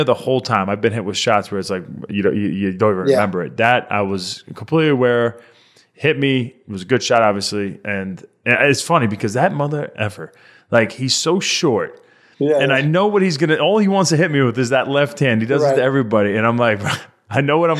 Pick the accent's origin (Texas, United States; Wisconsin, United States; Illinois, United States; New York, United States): New York, United States; Long Island; born or raised there